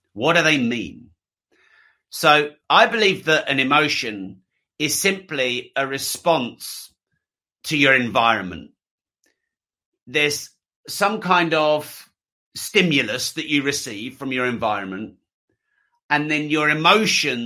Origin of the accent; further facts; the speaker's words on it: England, United Kingdom; I'm English